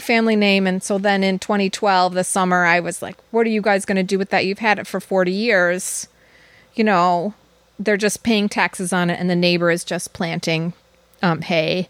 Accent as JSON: {"language": "English", "town": "Downers Grove", "region": "Illinois", "country": "United States", "also_born_or_lived": "Ashland, Wisconsin", "moved": "as an adult", "said": "I came from Downers Grove, Illinois, which is a suburb of Chicago."}